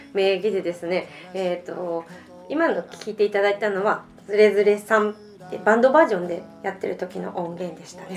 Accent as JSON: {"language": "Japanese", "region": "Saitama", "country": "Japan", "tie": "born or raised there", "also_born_or_lived": "Tokyo", "said": "私埼玉出身で、まあ、今東京にで主には活動してるんですけどやっぱり地元のライブハウスも回りたいな"}